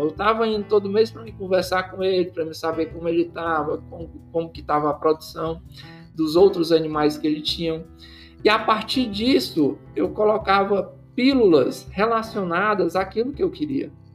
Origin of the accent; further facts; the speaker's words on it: Ceará, Brazil; eu sou cearense, cearense fala rápido